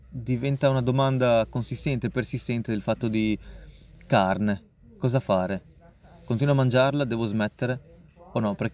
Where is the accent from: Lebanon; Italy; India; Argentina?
India; non mangio carne rossa, eh, ma non per una questione di sono indiano, eccetera.